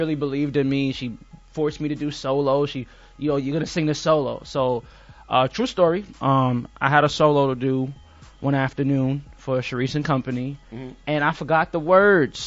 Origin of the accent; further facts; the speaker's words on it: Jamaica; I'm Jamaican